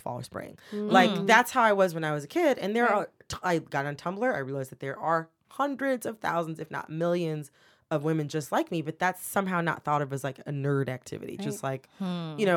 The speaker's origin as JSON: {"language": "English", "town": "Farmington Hills", "region": "Michigan", "country": "United States", "tie": "born or raised there", "also_born_or_lived": "Louisville, Kentucky / Washington, D.C.", "moved": "as an adult", "said": "I'm from Michigan. I'm from Farmington Hills, Michigan. Well, I was born in Louisville, Kentucky"}